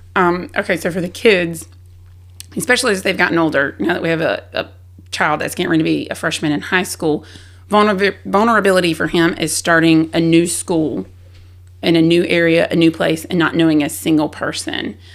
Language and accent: English; South Carolina, United States; moved away; I was from South Carolina